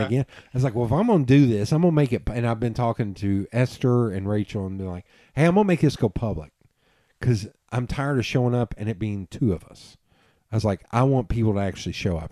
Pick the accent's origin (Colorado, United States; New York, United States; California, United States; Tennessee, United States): Tennessee, United States; Knoxville; "I'm from Tennessee." He's like, "Which part of Tennessee?" And I was like, "East Tennessee." He's like, "Wait, where in East Tennessee?" I was like, "Knoxville."